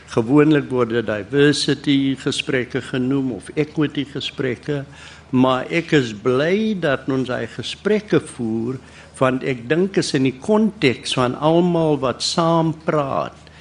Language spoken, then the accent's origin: Afrikaans; South Africa; as 'n Suid-Afrikaner